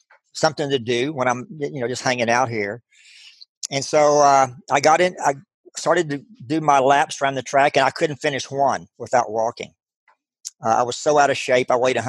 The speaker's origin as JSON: {"language": "English", "town": "Abilene", "region": "Texas", "country": "United States", "tie": "born or raised there", "said": "I grew up in West Texas, Abilene, Texas, town of about 120,000 people"}